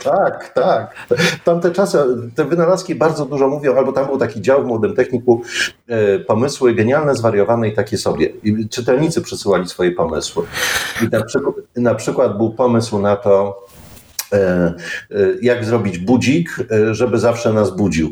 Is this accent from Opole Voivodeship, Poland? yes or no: no; Silesian Voivodeship, Poland; jesteśmy ze Śląska